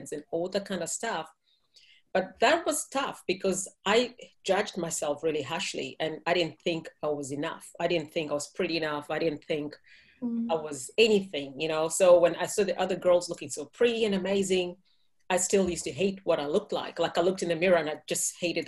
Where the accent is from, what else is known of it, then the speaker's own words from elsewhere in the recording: Kenya; moved away; I'm from Kenya.